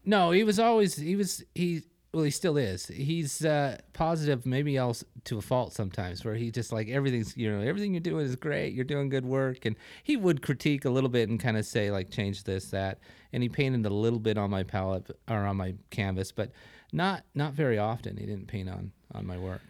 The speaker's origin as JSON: {"language": "English", "region": "northern Wyoming", "country": "United States", "tie": "born or raised there", "moved": "yes", "said": "I grew up in Wa, in northern Wyoming."}